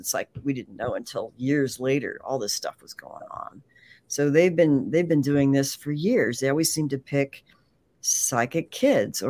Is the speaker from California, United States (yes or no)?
yes; San Francisco Bay Area, California, United States; I grew up in the San Francisco Bay Area